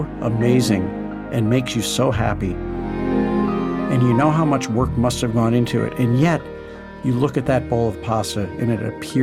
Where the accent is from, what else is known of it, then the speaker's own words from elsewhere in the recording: St. Louis, Missouri, United States; growing up in St. Louis